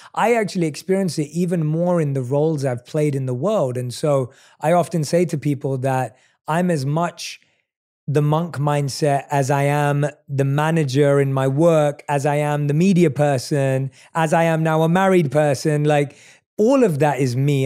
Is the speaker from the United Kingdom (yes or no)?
yes; London, United Kingdom; moved away as an adult; now in Los Angeles, United States; I'm someone who was born and raised in London, but now lives in L